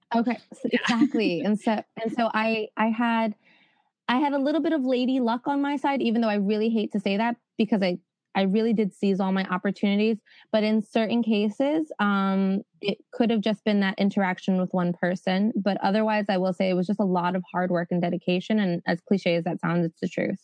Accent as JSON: {"language": "English", "region": "New York", "country": "United States", "also_born_or_lived": "Spain", "accent": "New York", "moved": "as an adult", "said": "I'm from New York"}